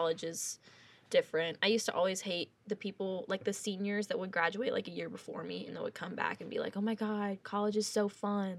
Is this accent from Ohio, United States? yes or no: no; South Carolina, United States; moved away as an adult; now in Nashville, United States; I'm from South Carolina